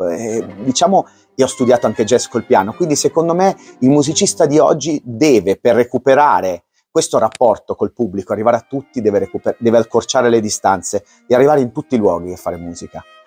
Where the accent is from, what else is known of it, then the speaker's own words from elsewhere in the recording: Palermo, Sicily, Italy; now in Como, Italy; sono di Como acquisito perché sono nato a Palermo. Ci tengo molto perché le mie, le mie origini sono siciliane.